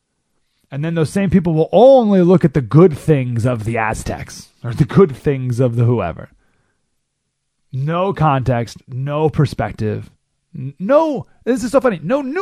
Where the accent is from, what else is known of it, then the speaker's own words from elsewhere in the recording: Syracuse, New York, United States; also born or lived in Southern California; now in California, United States; I grew up in Syracuse, New York.